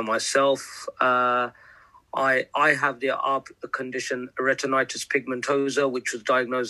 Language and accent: English; London, United Kingdom; I'm from East London.